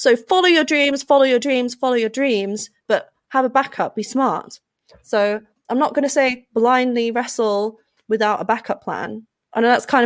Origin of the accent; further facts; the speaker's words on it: United Kingdom; as a British citizen